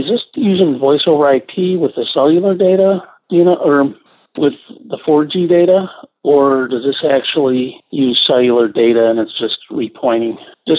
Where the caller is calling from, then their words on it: Dubuque, Iowa, United States; I'm from Dubuque, Iowa.